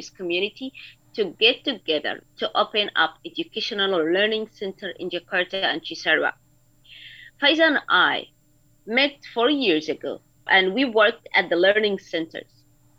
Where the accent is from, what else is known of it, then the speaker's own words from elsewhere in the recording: Sudan; moved away as an adult; now in Indonesia; I'm a dentist with the experience for 9 years, and I'm originally from Sudan.